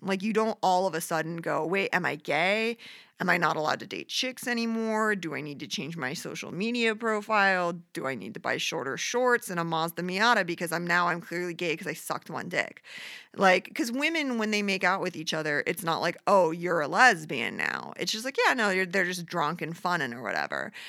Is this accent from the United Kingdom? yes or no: no; Midwest, United States; I grew up in the Midwest in a very churchy community.